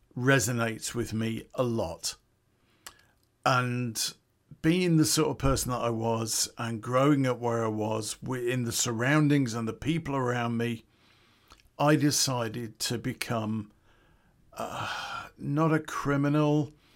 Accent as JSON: {"language": "English", "town": "Coventry", "region": "West Midlands", "country": "United Kingdom", "tie": "born or raised there", "said": "It's back in nineteen eighty where I grew up in Coventry."}